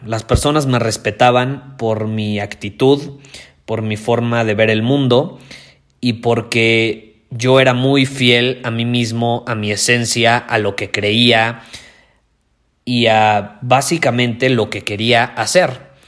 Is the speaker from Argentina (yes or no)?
no; Mexico; yo soy más mexicano que el nopal